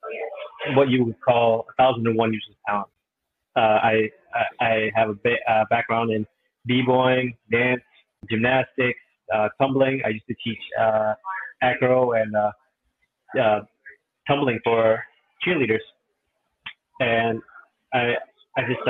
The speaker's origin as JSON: {"language": "English", "town": "Rochester", "region": "New York", "country": "United States", "tie": "born or raised there", "said": "my hometown of Rochester, New York"}